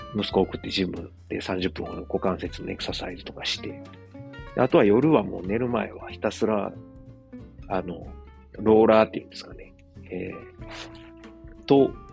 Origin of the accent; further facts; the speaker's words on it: Osaka, Japan; moved away as an adult; now in Germany; 自分の実 家であるですね、駒川あずまや、はい、親父とおかんがやってる、えー、大阪駒川いうところ